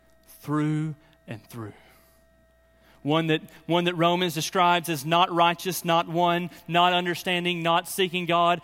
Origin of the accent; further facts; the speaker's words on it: Birmingham, Alabama, United States; I'm actually from Birmingham